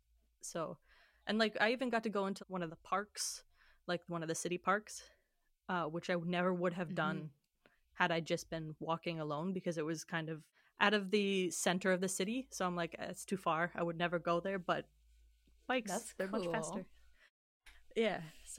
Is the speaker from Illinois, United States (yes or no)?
yes; Illinois, United States; I'm from Illinois.